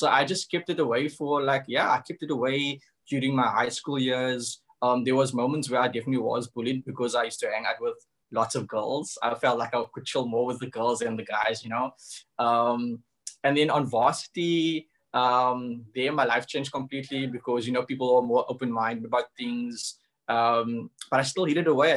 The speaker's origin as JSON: {"language": "English", "town": "Cape Town", "region": "Western Cape", "country": "South Africa", "tie": "born or raised there", "said": "I come from the hood. I come from Cavda, which is in Retreat"}